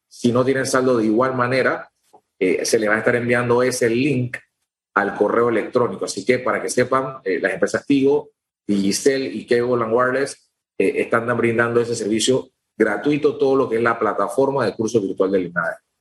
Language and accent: Spanish; Panama; nosotros como panameños